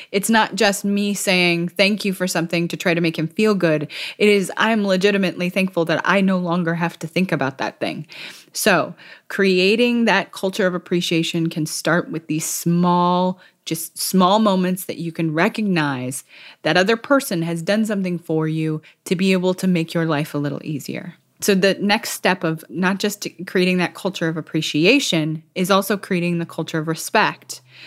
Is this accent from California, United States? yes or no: yes; California, United States; moved away; I'm thousands of miles away from my home state, which is California